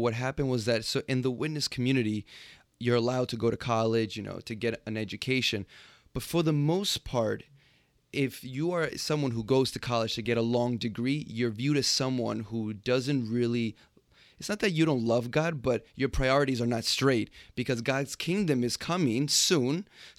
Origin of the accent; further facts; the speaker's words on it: New York City, New York, United States; So I was born and raised in Jamaica, Queens. Not super exotic, but yeah, that's where it all starts.